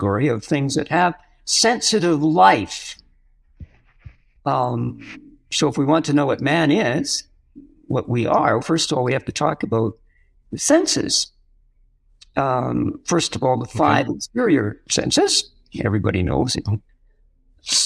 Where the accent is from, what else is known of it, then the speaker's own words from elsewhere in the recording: Western Canada, Canada; moved away as an adult; also born or lived in France; now in Silver City, United States; I come from Western Canada